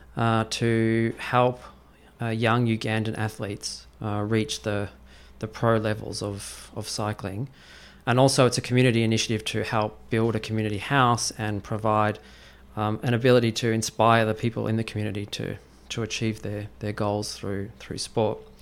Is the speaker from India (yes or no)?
no; Australia; now in Beijing, China; I was in Australia, which is my home country